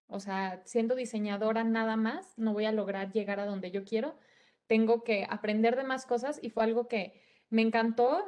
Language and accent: Spanish; Guadalajara, Jalisco, Mexico; soy de Guadalajara